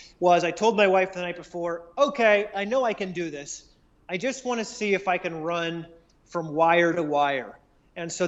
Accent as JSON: {"language": "English", "region": "South Carolina", "country": "United States", "tie": "born or raised there", "said": "my hometown here in the Southeast in South Carolina"}